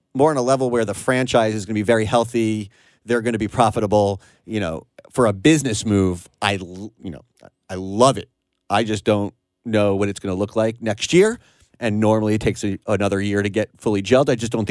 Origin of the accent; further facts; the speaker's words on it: New York, United States; I'm from New York, and that is a Knicks city.